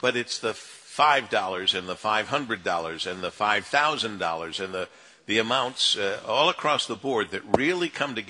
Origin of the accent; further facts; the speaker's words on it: Monroe, Michigan, United States; now in Detroit, United States; Look, I grew up in Monroe. I love Monroe.